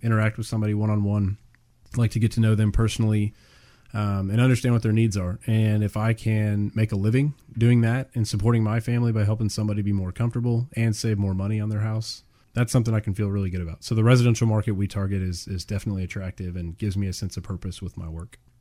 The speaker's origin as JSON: {"language": "English", "town": "Houston", "region": "Texas", "country": "United States", "tie": "born or raised there", "said": "we're both born and raised in the Houston area."}